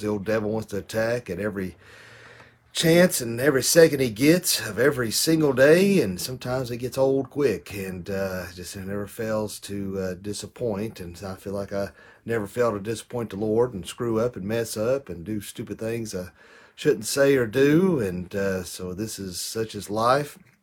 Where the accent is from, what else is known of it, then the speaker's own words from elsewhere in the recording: United States; I bet U S